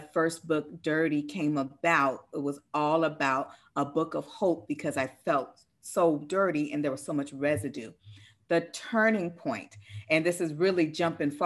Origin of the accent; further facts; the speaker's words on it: Seattle, Washington, United States; I'm from Seattle, one of the number one suicide cities in the US